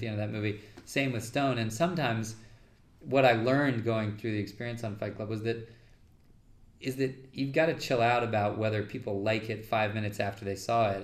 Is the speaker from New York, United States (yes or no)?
yes; New York, United States; I'm a New Yorker. I don't really love being in LA all that much